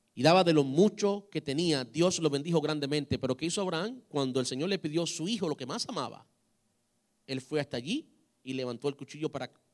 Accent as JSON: {"language": "Spanish", "country": "Cuba", "said": "como buen cubano"}